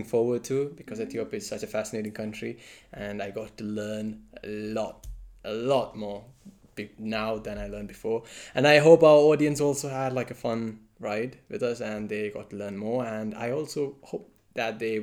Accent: India; as an Indian

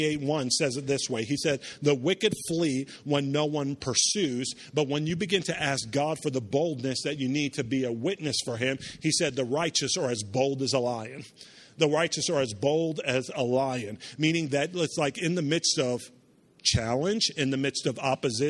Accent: Charleston, South Carolina, United States; also born or lived in New York; After I moved down from New York, we grew up in a city called Charleston, South Carolina

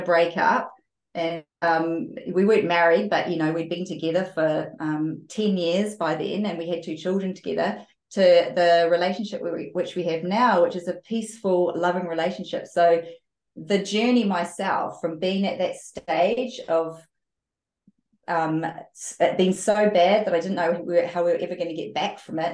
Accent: New Zealand; I grew up in New Zealand

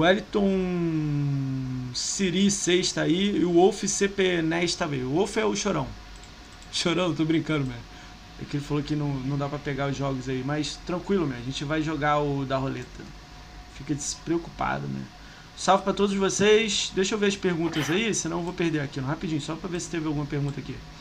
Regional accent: Brazil; eu sou brasileiro

